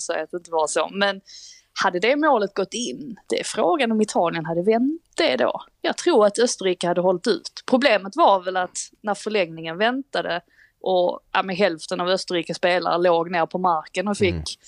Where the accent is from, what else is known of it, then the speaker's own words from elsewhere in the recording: Sweden; Vi är trots allt svenskar